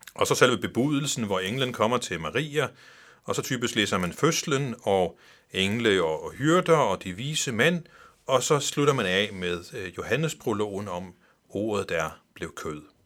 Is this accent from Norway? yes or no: no; Faroe Islands; kommer jeg fra Færøerne